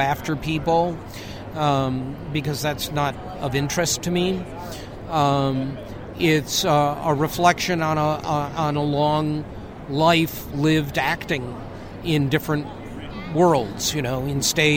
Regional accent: Detroit, Michigan, United States; Detroit, which is my hometown

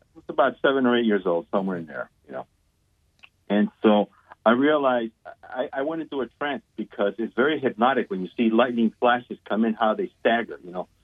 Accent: Guatemala; moved away; I was born and raised in Guatemala

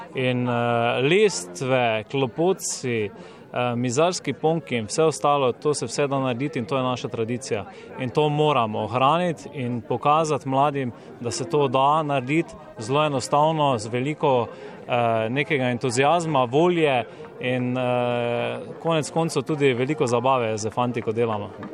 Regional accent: Slovenia; Slovenci smo tak narod

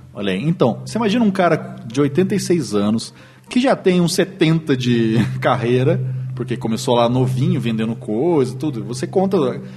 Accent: Lorena, São Paulo, Brazil; eu sou de Lorena, interior de São Paulo

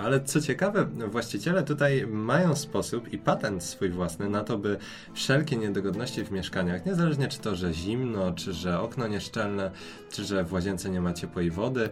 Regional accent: Poland; moved away as an adult; now in Portugal; jesteśmy z Polski, z tak zimnego kraju

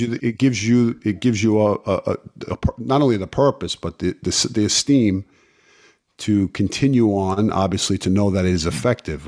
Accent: New York City, New York, United States; growing up in Brooklyn, uh, playing sports in the street

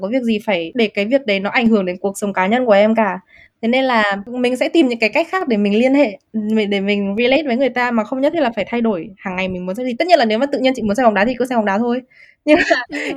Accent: Vietnam; moved away; mình là người da màu hay là mình là người Việt Nam người châu Á

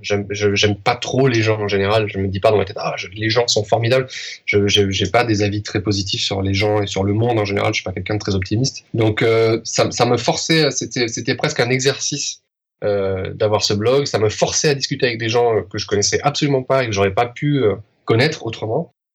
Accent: France; moved away as an adult; now in Spain; je suis français, que je vis en Espagne

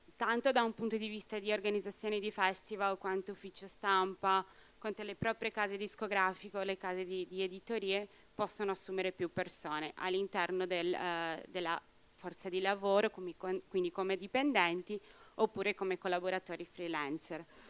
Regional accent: Brazil; now in Italy; Io sono brasiliana

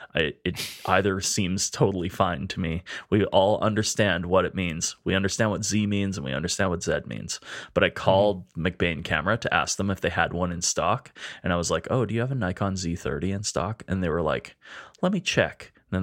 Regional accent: Canada; I'm something else. I'm from Canada, I guess, or something.

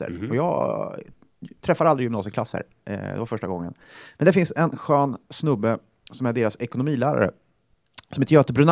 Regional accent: Karlskoga, Örebro County, Sweden; moved away; vi är från Karlskoga

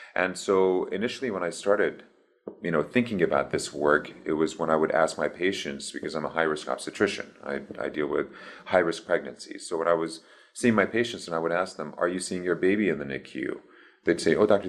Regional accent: Iran; moved away; also born or lived in Baton Rouge, Louisiana, United States; So I was born in Baton Rouge, in Louisiana. And then at the age of three and a half, we moved to Iran

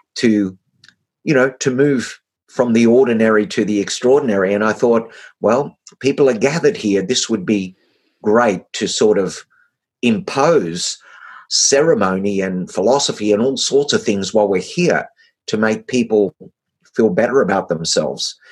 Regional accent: Australia; being an Australian

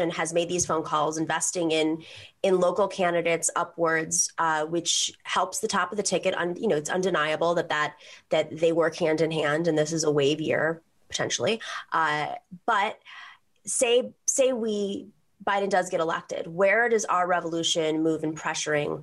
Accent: New York, United States; I come from New York

